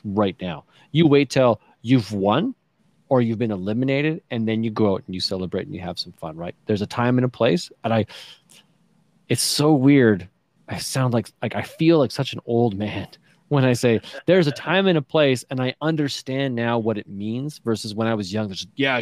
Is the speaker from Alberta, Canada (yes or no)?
yes; small town Alberta, Canada; I'm small town.